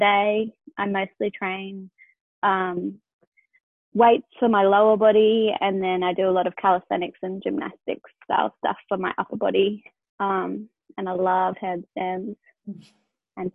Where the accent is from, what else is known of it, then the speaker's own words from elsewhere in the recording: England, United Kingdom; now in Sydney, Australia; I'm 30 and I live in Sydney, Australia, but I grew up in England.